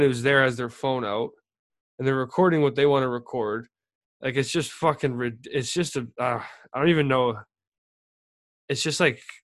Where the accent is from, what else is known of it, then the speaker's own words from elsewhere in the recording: Calgary, Alberta, Canada; little towns where I grew up in Calgary